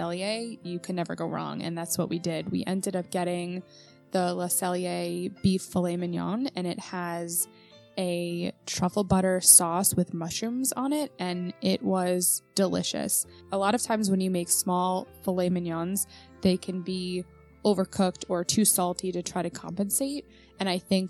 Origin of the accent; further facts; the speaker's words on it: New York, United States; I grew up in New York